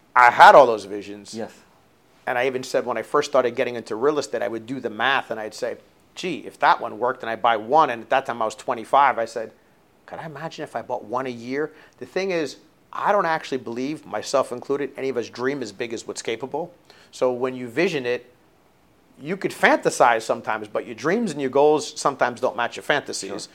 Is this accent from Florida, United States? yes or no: yes; South Florida, United States; growing up in South Florida was really great